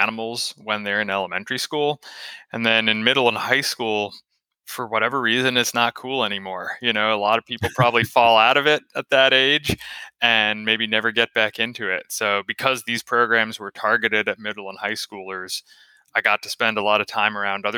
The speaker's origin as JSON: {"language": "English", "town": "Raleigh", "region": "North Carolina", "country": "United States", "tie": "born or raised there", "also_born_or_lived": "New York", "moved": "as an adult", "lives_now": "Florida, United States", "said": "I was born in New York, moved to North Carolina when I was a kid and grew up, spent my formative years there in Raleigh"}